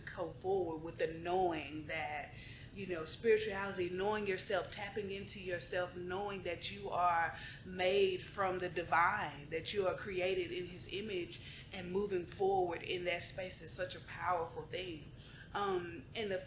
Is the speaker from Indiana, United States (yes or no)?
no; Dallas, Texas, United States; I was born and raised in Oak Cliff, Texas, South Keystone Pope. That's my hood.